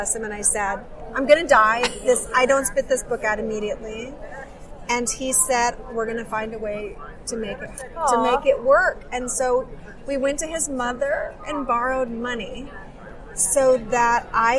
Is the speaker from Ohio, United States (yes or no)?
no; California, United States; also born or lived in Michigan; from the time I was 4 years old until I aged out of the system at age 18, I was in foster care with my 2 sisters in California